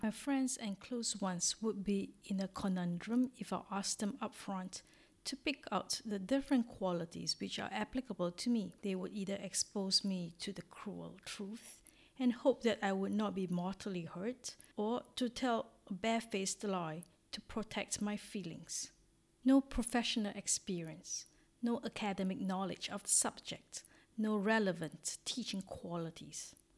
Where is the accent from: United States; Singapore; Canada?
Singapore; moved away as an adult; now in Orsay, France; I am originally from Singapore, a little country in Southeast Asia and have been living in France for four years since 2016 in a little town called Orsay